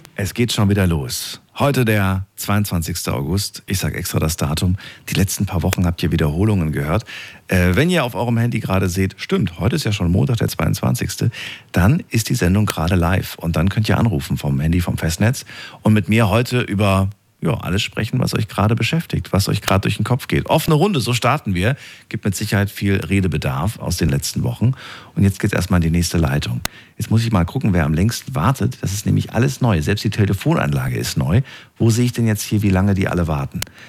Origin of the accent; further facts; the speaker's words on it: near Eisenach, Thuringia, Germany; Da bin ich in der Nähe geboren